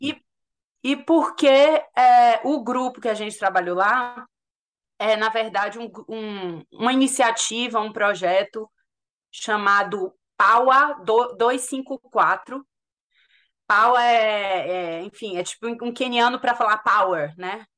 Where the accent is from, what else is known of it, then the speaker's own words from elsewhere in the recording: Salvador, Bahia, Brazil; moved away as an adult; also born or lived in United States / United Kingdom; now in London, United Kingdom; Eu sou de Salvador. Sim. Eu me formei em Salvador, na Católica